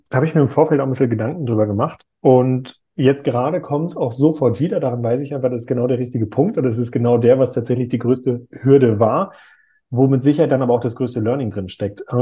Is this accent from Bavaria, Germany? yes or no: no; North Rhine-Westphalia, Germany; Ich komme ja ursprünglich aus NRW. Da sagt man, das passt wie Arsch auf Eimer.